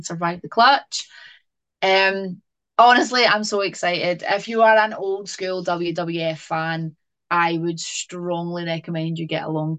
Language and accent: English; East Kilbride, Scotland, United Kingdom; my hometown in East Kilbride